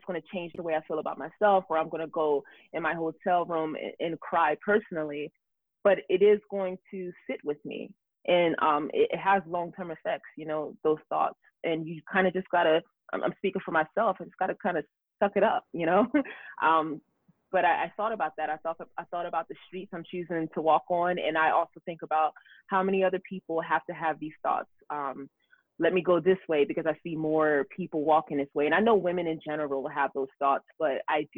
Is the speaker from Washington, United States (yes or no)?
no; New Jersey, United States; also born or lived in Camden, New Jersey; now in Los Angeles, United States; where I grew up in South Jersey